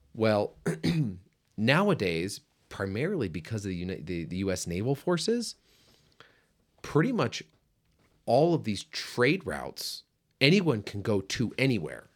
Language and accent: English; United States; as an American